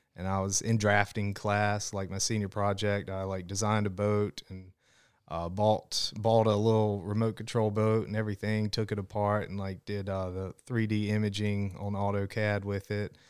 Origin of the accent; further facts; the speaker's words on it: Smithfield, North Carolina, United States; I'm from Smithfield, North Carolina, so, um, up closer towards Raleigh, and I grew up, you know, there really close to the Noose River.